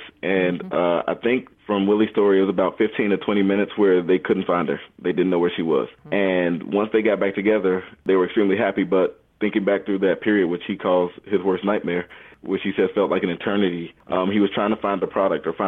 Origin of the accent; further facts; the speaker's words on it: Chicago, Illinois, United States; also born or lived in Boston area; now in Plano, United States; I was born in Chicago, Illinois. I went to school in the Boston area